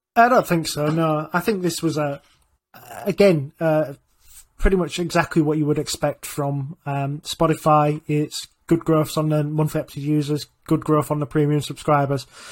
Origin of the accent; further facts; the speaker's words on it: Yorkshire and the Humber, United Kingdom; I'm from Yorkshire